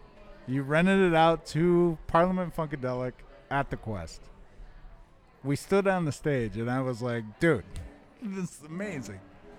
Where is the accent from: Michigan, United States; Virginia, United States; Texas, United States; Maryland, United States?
Michigan, United States; now in Minnesota, United States; I'm from Michigan.